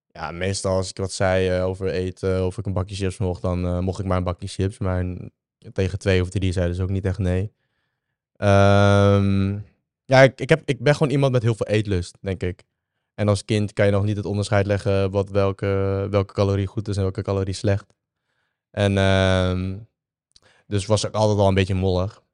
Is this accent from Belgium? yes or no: no; Vietnam; moved away; Ik ben geboren in Vietnam.